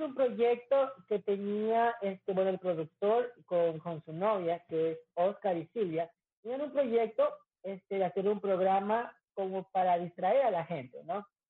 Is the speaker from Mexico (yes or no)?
no; Quito, Pichincha, Ecuador; moved away as an adult; now in Manta, Ecuador; Yo ya voy a, Quito a mi tierra natal